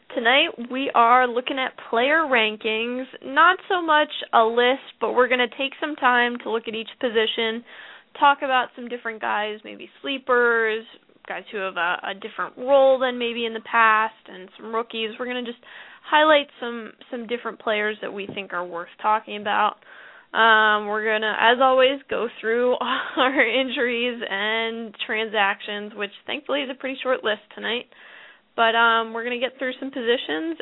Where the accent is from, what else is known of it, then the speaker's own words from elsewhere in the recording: New Jersey, United States; I'm from New Jersey